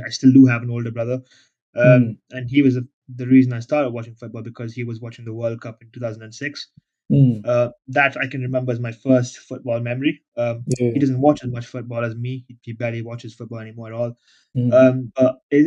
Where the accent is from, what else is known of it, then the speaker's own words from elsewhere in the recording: India; I grew up in a family that, I'm an Indian, so my family enjoyed cricket